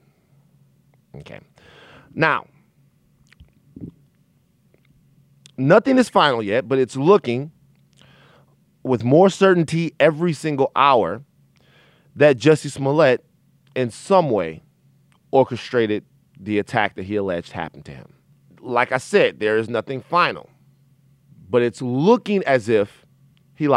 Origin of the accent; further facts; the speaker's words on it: Baton Rouge, Louisiana, United States; I'm from Baton Rouge, Louisiana, where attacks on LGBT people and attacks on black men are commonplace